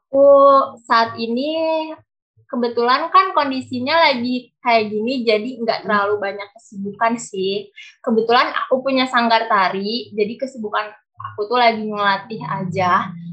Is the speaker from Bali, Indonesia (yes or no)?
no; Cianjur, West Java, Indonesia; Aku berasal dari Kabupaten Cianjur, Provinsi Jawa Barat.